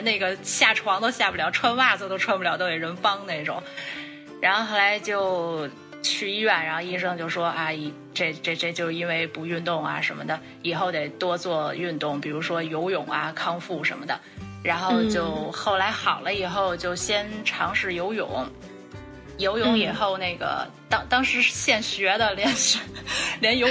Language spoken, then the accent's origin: Chinese; Beijing, China; moved away; 我我是北京人，从小在北京